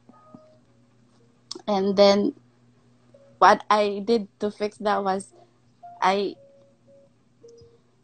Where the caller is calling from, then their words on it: Cebu City, Central Visayas, Philippines; I'm calling from Cebu